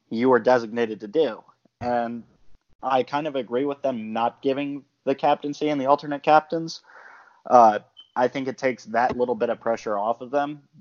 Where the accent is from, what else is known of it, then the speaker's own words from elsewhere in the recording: Philadelphia, Pennsylvania, United States; I would love to play for my hometown team. I'd love to play for the Flyers